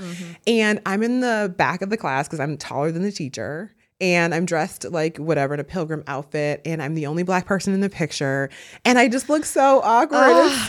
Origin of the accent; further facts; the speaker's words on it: Midwest, United States; I grew up in the Midwest. I went to a small school in the suburbs.